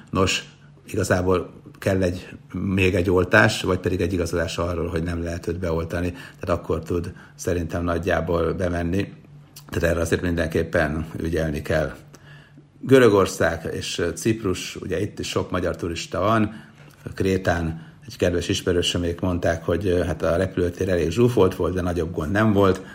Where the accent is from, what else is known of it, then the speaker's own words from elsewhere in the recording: Sopron, Győr-Moson-Sopron, Hungary; Már gyerekkoromban is mindig feljöttem Sopronból Budapestre